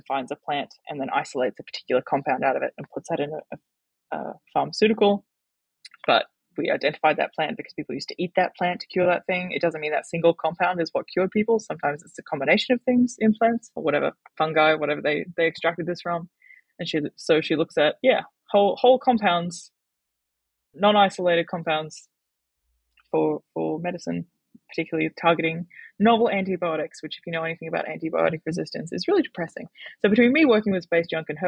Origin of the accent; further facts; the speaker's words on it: Logan, Queensland, Australia; now in Hobart, Australia; I grew up in Logan, home of the Logan Bogans, and that never felt like home.